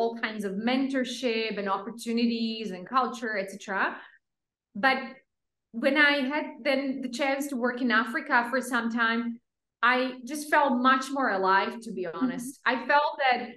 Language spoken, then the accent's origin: English; Slovakia; moved away; also born or lived in Pakistan